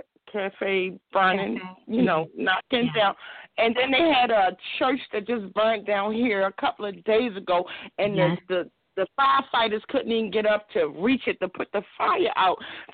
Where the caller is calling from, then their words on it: Baltimore, Maryland, United States; I'm calling from Baltimore.